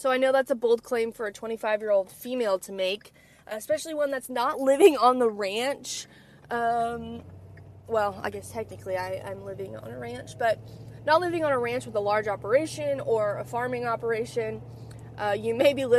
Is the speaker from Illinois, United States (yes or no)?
no; California, United States; now in Texas, United States; I'm from California and I live in Texas